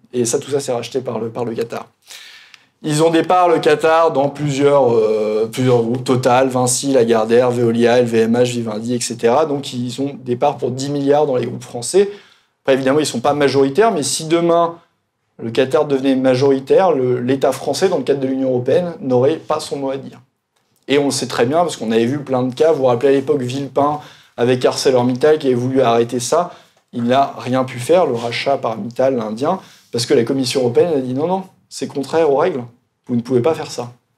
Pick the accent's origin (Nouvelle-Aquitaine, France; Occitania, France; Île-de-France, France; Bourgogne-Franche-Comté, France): Bourgogne-Franche-Comté, France; Burgundy; je venais de Bourgogne, on aime bien le, le vin en Bourgogne